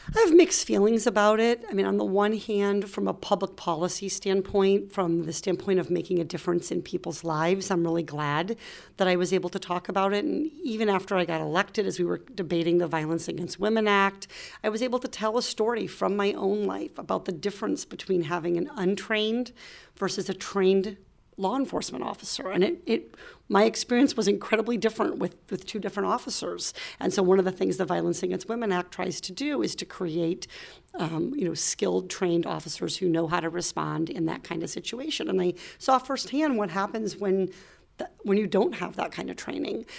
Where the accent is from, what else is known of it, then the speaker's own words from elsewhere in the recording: Iowa, United States; moved away as an adult; also born or lived in Little Rock, Arkansas; now in California, United States; I grew up in Iowa